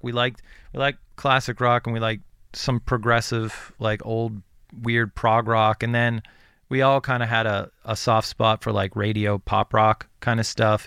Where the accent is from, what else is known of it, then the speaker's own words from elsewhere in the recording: Western Pennsylvania, United States; I grew up in Western Pennsylvania